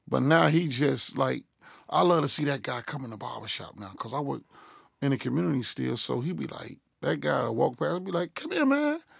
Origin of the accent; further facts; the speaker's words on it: Chicago, Illinois, United States; It's sixty-five twenty Southwood, man. Chicago, Illinois. West Inglewood, man. The, the, the greatest school ever lived.